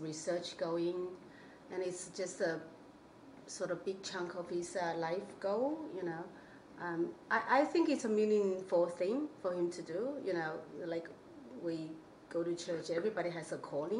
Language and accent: English; China; now in Australia; I'm from China